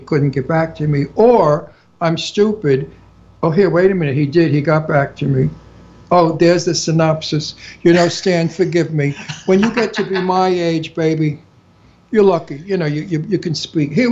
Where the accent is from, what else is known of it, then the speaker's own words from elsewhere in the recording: New York City, New York, United States; accent: Brooklyn; I'm an Italian from Brooklyn. But anyway, with a terrific Brooklyn accent, and my accent is real